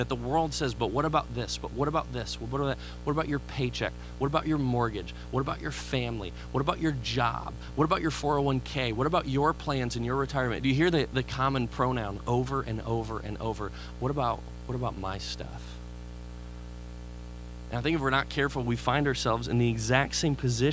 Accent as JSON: {"language": "English", "town": "Chicago", "region": "Illinois", "country": "United States", "moved": "yes", "said": "I'm from Chicago"}